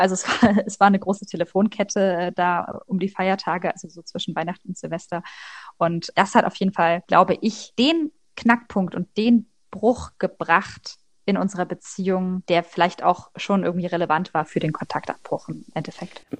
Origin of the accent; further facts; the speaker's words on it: Leipzig, Saxony, Germany; moved away as an adult; also born or lived in North Rhine-Westphalia / Magdeburg; Also ich komme aus Leipzig und da habe ich eben mit meinen Eltern bis zur Trennung gewohnt, gemeinsam